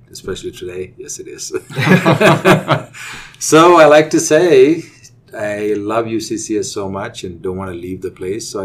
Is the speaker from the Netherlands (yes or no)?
no; India; moved away as an adult; now in United States; we'll we'll go back from the uh, time I was growing up in India. Um, I did my undergrad in India, in uh, believe it or not, in agriculture. So when I finished my undergrad, I really wanted to come to the U.S.